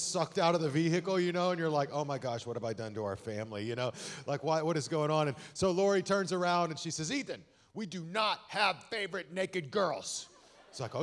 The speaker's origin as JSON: {"language": "English", "town": "Amarillo", "region": "Texas", "country": "United States", "tie": "born or raised there", "also_born_or_lived": "Austin / Dallas", "said": "I'm a Texas boy. I was born and raised in Amarillo"}